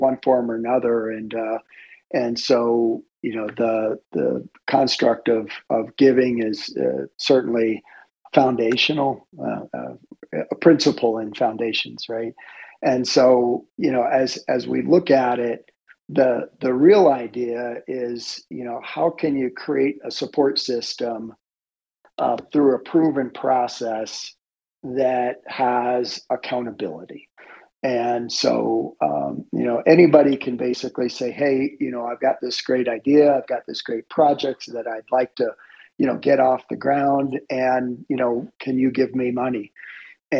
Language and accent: English; Florida, United States; I grew up in Florida, and my dad was a for all intents and purposes, I'll call it a glorified gardener